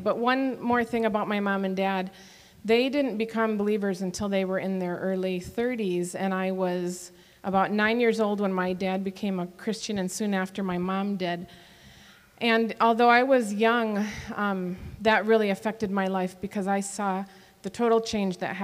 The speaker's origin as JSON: {"language": "English", "region": "Michigan", "country": "United States", "tie": "born or raised there", "also_born_or_lived": "Fort Bragg, North Carolina", "moved": "as an adult", "lives_now": "Papua New Guinea", "said": "I grew up in Michigan where we say we drink pop when it's hot and things like that, I was actually born in North Carolina."}